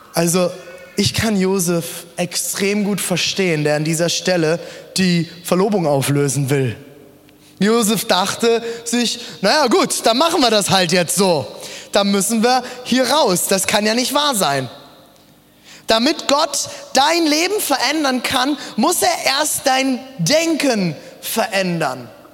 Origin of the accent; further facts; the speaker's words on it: Germany; also born or lived in South Africa; ich bin doch sehr deutsch